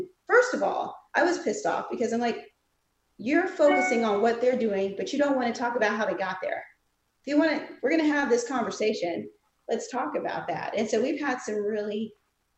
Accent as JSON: {"language": "English", "region": "South Carolina", "country": "United States", "said": "I'm from South Carolina. We learn Black history there"}